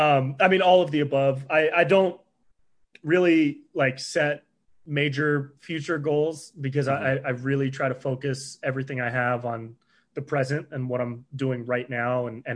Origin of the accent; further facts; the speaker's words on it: Davis, California, United States; I grew up in Davis up by Sacramento.